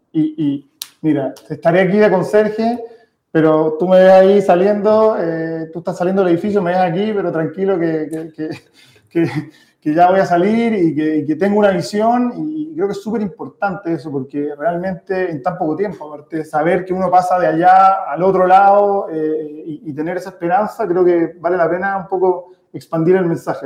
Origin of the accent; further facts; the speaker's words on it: Chile; nosotros venimos de familia de inmigrantes, pero que ya, ya nacimos en Chile